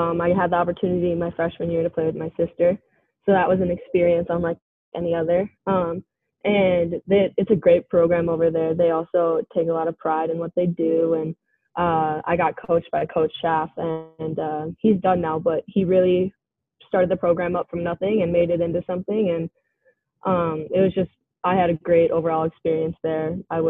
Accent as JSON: {"language": "English", "region": "Minnesota", "country": "United States", "tie": "born or raised there", "said": "Yeah, growing up in Minnesota, pond hockey and just random pickup games are definitely a big part of my life."}